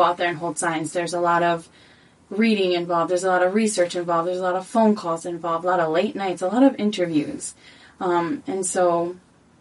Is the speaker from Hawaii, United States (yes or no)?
yes; Waimanalo, Hawaii, United States; I was born and raised in Waimanalo.